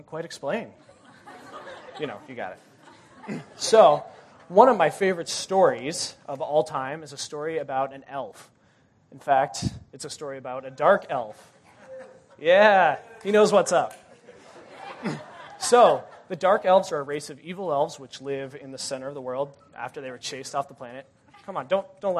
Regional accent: Denver, Colorado, United States; moved away as an adult; I'm from Denver

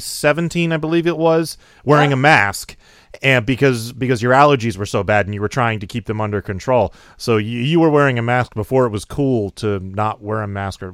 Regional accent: Connecticut, United States; moved away as an adult; I grew up with really bad allergies, too. My allergies cleared up when I went off to college and moved out of Connecticut because the pollen is different and the air quality is different.

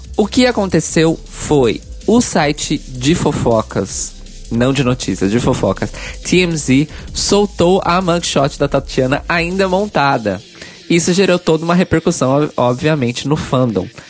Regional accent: São Paulo, Brazil; lá na minha cidade natal, capital paulista

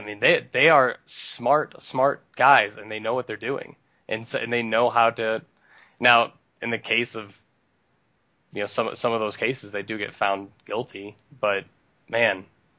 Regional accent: north of Akron, Ohio, United States; also born or lived in Cleveland; now in Detroit area, United States; I grew up in Ohio, just north of Akron, just about 10 minutes north of Akron

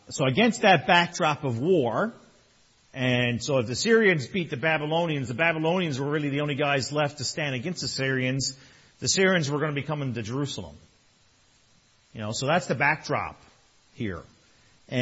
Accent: Newfoundland and Labrador, Canada; now in Toronto area, Canada; I'm from Newfoundland.

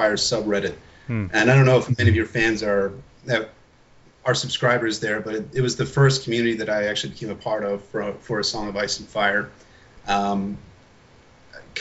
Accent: Baltimore, Maryland, United States; I'm from Baltimore originally

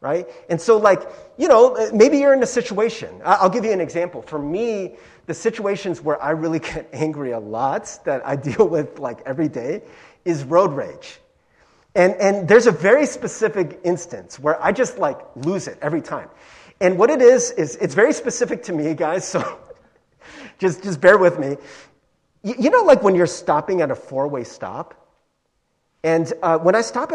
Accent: Cincinnati, Ohio, United States; growing up in Cincinnati, I was like one of the few Asian kids in Cincinnati

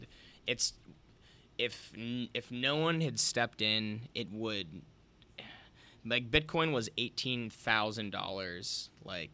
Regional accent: United States; speaking as an American

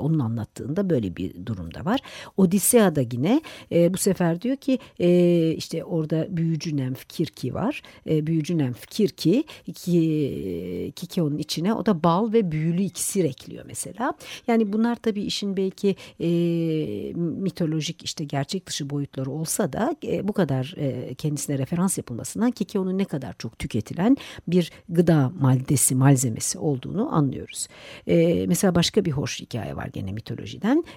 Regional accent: Turkey; Türkiye'li olunca Türk mutfağıyla besleniyor olunca

